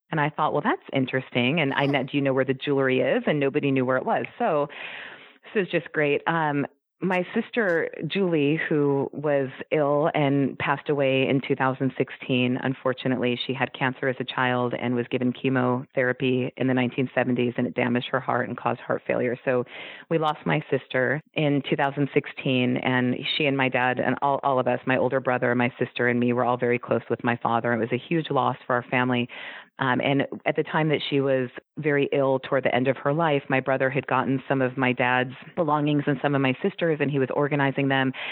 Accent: California, United States; And I was born in 1975. And I was born in California.

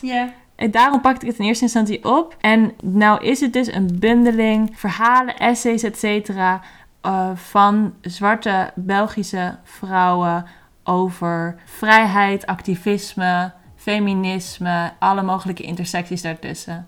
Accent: Netherlands; wij zijn geboren en getogen Nederlanders

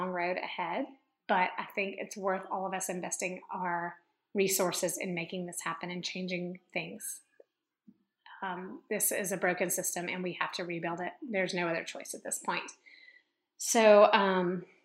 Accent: Memphis, Tennessee, United States; where I grew up in Memphis, Tennessee

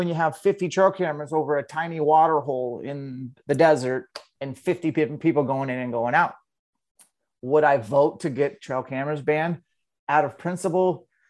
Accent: Washington, United States; Yeah, man, I'm from Eastern Washington. Kind of born and raised.

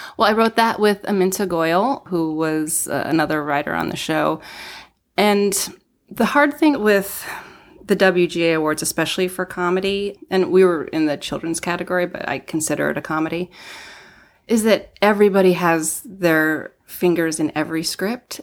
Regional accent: Denver, Colorado, United States; moved away as an adult; also born or lived in Seattle; now in Los Angeles, United States; I grew up in Denver

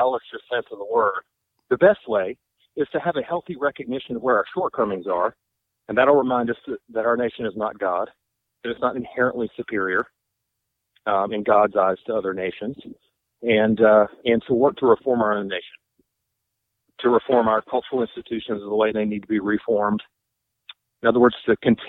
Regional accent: United States; I was born in the United States

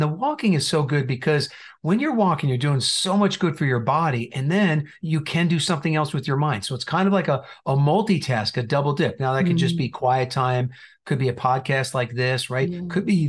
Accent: New Jersey, United States; also born or lived in Indiana / California / Texas; now in Phoenix, United States; So we've been here for quite a while. We moved from Indiana, but I also have lived in California and Texas. And originally, I might not have most of the accent, but originally from New Jersey.

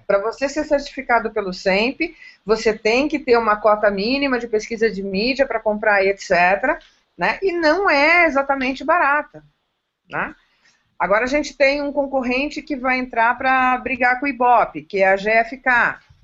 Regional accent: interior of São Paulo, Brazil; Eu sou interiorana, eu amo o interior de São Paulo, eu amo o meu estado

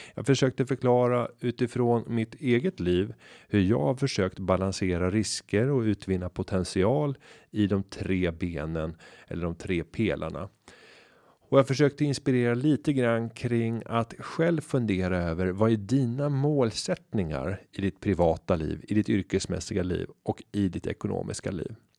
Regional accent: Upplands Väsby, Stockholm County, Sweden; den gata fylld av små villor i Upplands Väsby där jag växte upp

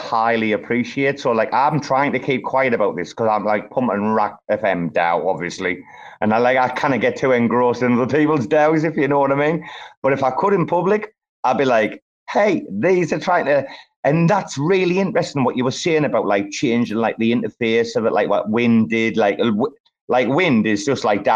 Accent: Bangkok, Thailand; my hometown

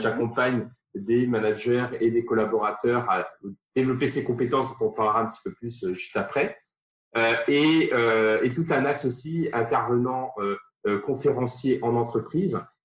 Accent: Réunion; moved away; je viens de, de l'île de la Réunion, la plus petite commune de l'île de la Réunion

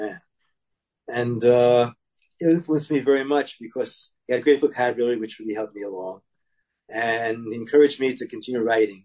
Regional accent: Brooklyn, Long Island, New York, United States; I was born in Brooklyn and grew up in Brooklyn to the age of 9, then to Long Island.

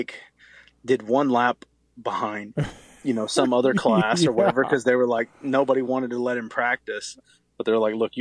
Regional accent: Lake Charles, Louisiana, United States; moved away as an adult; now in Southern California, United States; I grew up in Lake Charles, Louisiana. It's about 20 minutes from Texas on I-10

